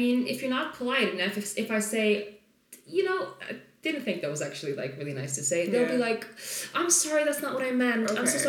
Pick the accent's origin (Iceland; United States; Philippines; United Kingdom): Iceland; So they'll often go like, so where are you from? And it's also my accent. It's not very Icelandic. It's not very typically Icelandic.